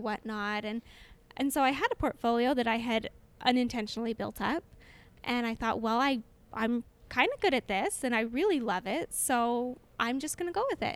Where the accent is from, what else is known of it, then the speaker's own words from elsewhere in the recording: Orem, Utah, United States; I am from Orem, which is just next door neighbors to Provo and born and raised in Orem